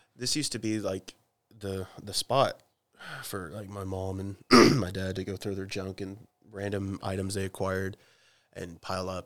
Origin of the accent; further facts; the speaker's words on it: Oklahoma, United States; I'm from Oklahoma, and we, we say dude and chick